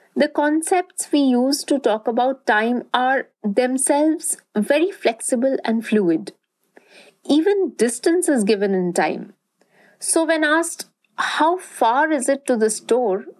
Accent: Durgapur, West Bengal, India; where I grew up in Durgapur, a small town in eastern India

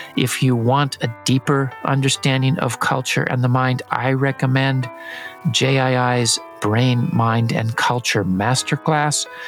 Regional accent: San Diego, California, United States; just south of my hometown in San Diego, in California

